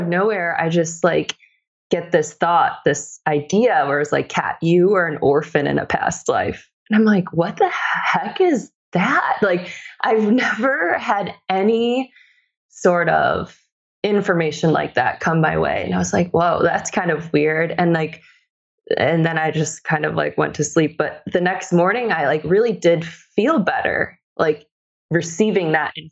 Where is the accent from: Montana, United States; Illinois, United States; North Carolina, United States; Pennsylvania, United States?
Illinois, United States; Bartlett; I grew up in the suburbs of Chicago. So I grew up in Bartlett, Illinois.